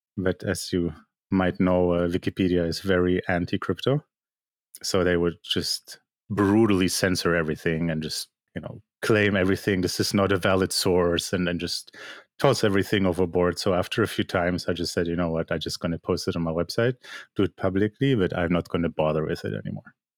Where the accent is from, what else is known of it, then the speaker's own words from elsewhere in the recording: Germany; moved away as an adult; also born or lived in Poland; now in Canada; I'm basically a Polish-born artist who grew up in Germany, lives in Canada